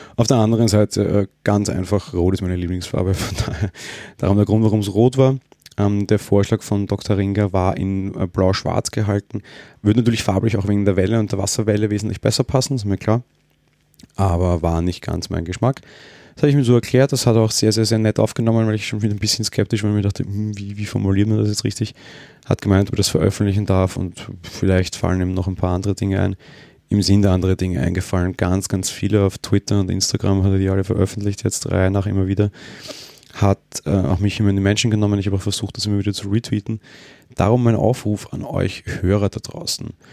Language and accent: German; Austria; ich bin Österreicher